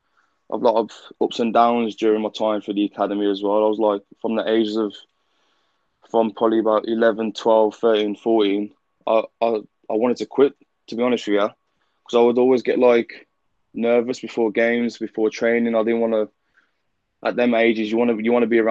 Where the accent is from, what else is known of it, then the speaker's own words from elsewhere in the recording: Wolverhampton, West Midlands, United Kingdom; I was born and raised in Wolverhampton with my two parents and my eldest sister